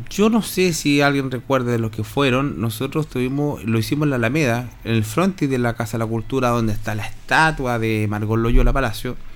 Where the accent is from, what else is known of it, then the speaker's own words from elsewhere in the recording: Hierbas Buenas, Maule, Chile; Oh, yo soy de, de Hierbas Buenas, yo soy de Villalero, vengo a hacer...